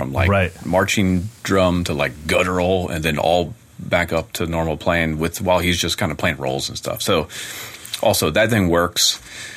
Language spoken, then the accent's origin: English; West Virginia, United States; I was born in West Virginia